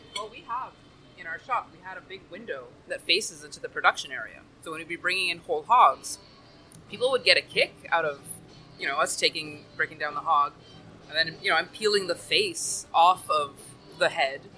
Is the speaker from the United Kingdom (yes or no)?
no; Timmins, Ontario, Canada; moved away as an adult; now in Miami, United States; I'm originally from northern Ontario, Canada, small town called Timmins